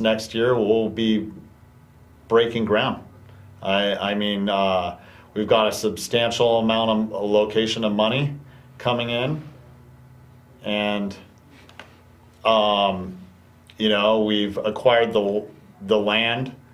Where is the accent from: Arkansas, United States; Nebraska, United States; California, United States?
California, United States; Calaveras County; the country that I grew up in Calaveras County.